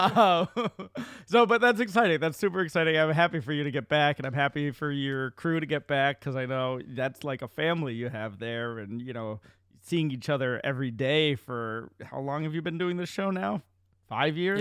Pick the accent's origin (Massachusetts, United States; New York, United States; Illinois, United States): Massachusetts, United States; Central; my hometown in Central Mass